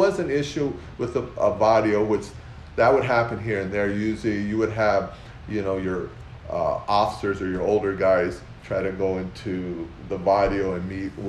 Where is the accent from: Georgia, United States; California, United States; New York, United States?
California, United States; South El Monte; I grew up in South El Monte, so I knew all the guys, I knew the barrio